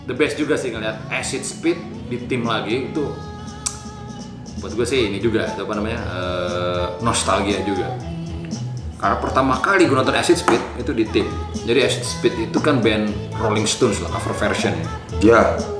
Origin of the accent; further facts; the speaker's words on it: Sumatra, Indonesia; kita bukan orang Jawa juga ya iya. kan, bebas aja. Gue kan. dari Sumatera ya kan.